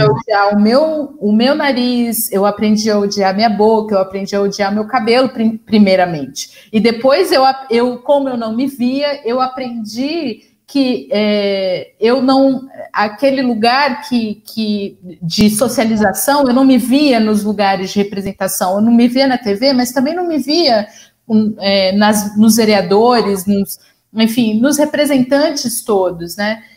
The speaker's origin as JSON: {"language": "Portuguese", "region": "interior of São Paulo", "country": "Brazil", "said": "eu sou do interior de São Paulo"}